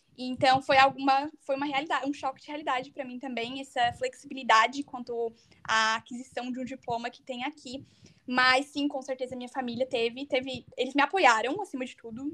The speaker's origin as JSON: {"language": "Portuguese", "town": "Tubarão", "region": "Santa Catarina", "country": "Brazil", "tie": "born or raised there", "also_born_or_lived": "United States", "moved": "as an adult", "lives_now": "Bavaria, Germany", "said": "Eu sou natural de Santa Catarina, eu nasci bem no interior de Santa Catarina, numa cidadezinha bem pequena chamada Tubarão"}